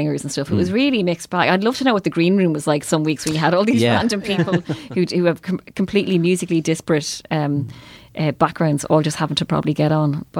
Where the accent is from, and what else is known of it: Ireland